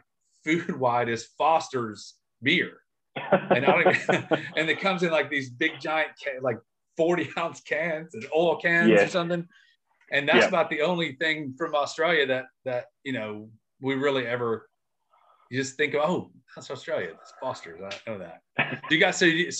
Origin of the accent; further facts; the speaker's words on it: United States; growing up in America